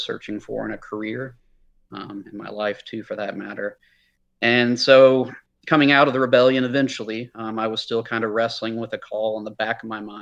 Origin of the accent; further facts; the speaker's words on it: near Gainesville, rural North Central Florida, United States; I was raised in a Christian home, up in rural North Central Florida. We're about half an hour northwest of Gainesville